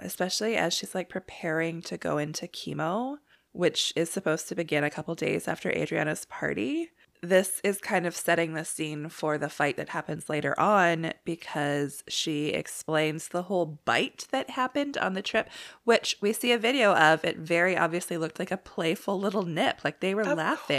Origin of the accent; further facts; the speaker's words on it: Canada; being Canadian's the best